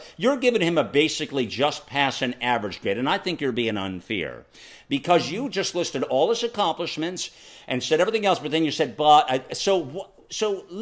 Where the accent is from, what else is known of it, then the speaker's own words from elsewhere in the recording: United States; I'm an American.